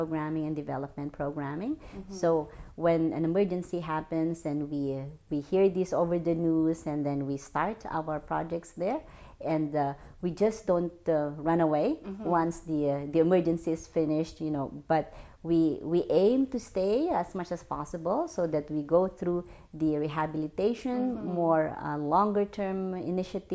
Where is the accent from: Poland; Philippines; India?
Philippines; moved away as an adult; also born or lived in Sudan / Somalia; now in Canada; I'm originally from the Philippines, but I married a Canadian, that's why I'm here in Canada.